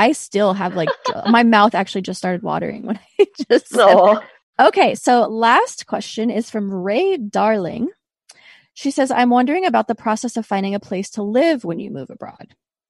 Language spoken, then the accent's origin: English; Azores, Portugal; I grew up in Azores. Do you know where that is? Is it Azores?